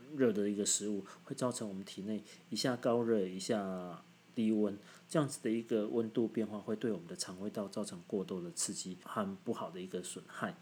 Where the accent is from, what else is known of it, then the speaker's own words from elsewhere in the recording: southern Taiwan, Taiwan; 我们南部人